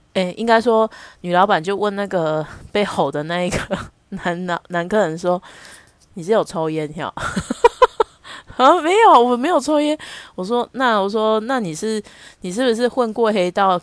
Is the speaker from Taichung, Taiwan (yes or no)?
yes; Taichung, Taiwan; 我们台中人